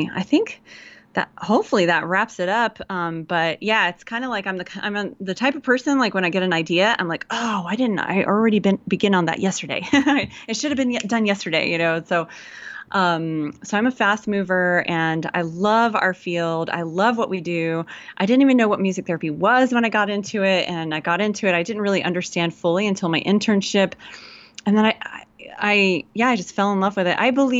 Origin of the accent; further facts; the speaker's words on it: Georgia, United States; And I grew up in Georgia in the South, so I can put that on if I need to. If y'all need a good hometown girl talking to you, then that's me. I can put it on easy. And, but I was raised by two Yankee parents.